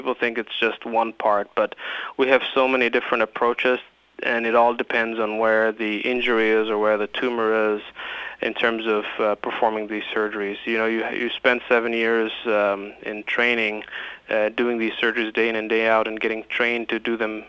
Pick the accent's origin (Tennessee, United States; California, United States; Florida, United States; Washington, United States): Tennessee, United States; Nashville; I grew up in East Nashville, and I went to high school and middle school there